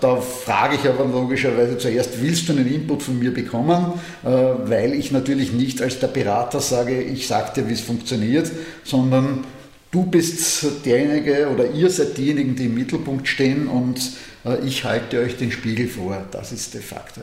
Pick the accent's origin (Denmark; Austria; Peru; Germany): Austria; als Österreicher